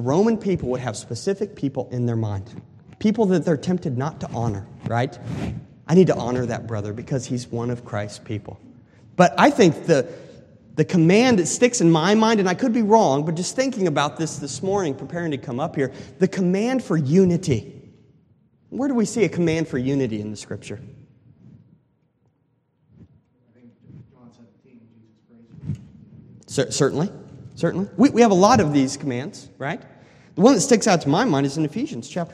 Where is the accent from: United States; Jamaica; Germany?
United States; Colorado; I'm from the West, I'm from Colorado